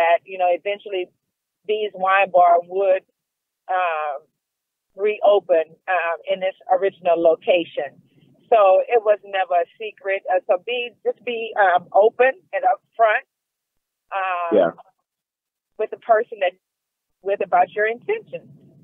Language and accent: English; United States; I'm American